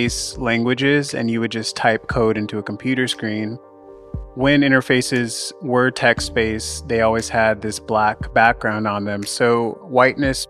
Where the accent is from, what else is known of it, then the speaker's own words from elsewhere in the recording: Southern California, United States; moved away as an adult; now in New York, United States; I grew up in Southern California, but I moved to New York around the time that I changed my name, and I've been living here ever since